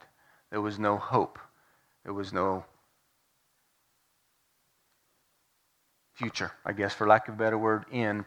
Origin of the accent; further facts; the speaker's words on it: west of Kenton, northeastern New Mexico, United States; now in Guymon, United States; I grew up on a ranch. My parents had a place there in the northeastern corner of New Mexico, just west of Kenton